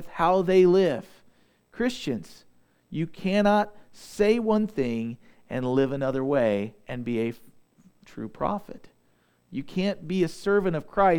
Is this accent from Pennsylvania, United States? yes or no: no; Southeast Missouri, United States; I'm from Southeast Missouri